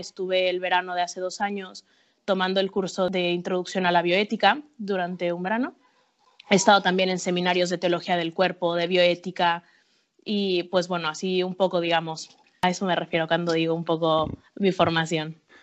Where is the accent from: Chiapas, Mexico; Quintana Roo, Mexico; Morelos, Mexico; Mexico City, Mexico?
Mexico City, Mexico; moved away as an adult; also born or lived in Acapulco / Iceland; now in Madrid, Spain; yo soy mexicana, soy, nací en Acapulco, pero crecí en la Ciudad de México